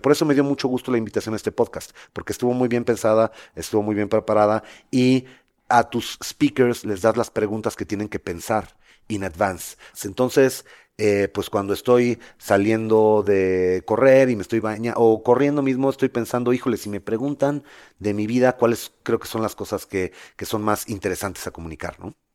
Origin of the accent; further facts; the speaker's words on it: Mexico; moved away as an adult; como buen mexicano